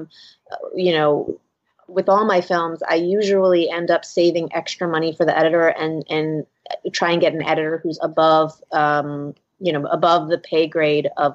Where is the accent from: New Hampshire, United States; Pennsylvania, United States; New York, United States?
Pennsylvania, United States; Philadelphia; my hometown, Philadelphia